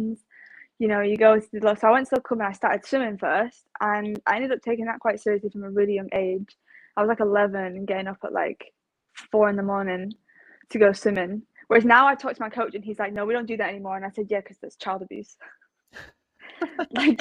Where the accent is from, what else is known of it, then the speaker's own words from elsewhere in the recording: Manchester, North West England, United Kingdom; also born or lived in Leigh / South Africa; this is my home base where I'm from.